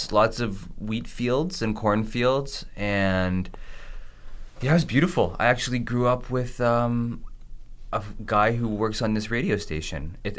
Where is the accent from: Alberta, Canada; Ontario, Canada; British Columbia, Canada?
Ontario, Canada; Caledon; I grew up with Mike in Caledon, and it was wonderful. I loved it. I mean, I think I missed out on some of the really great things that Carmen got to experience because we were super rural